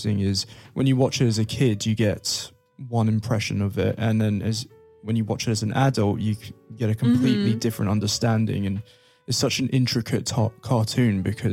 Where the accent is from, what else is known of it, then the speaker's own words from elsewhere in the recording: Brazil; moved away; I grew up in Brazil as a little kid.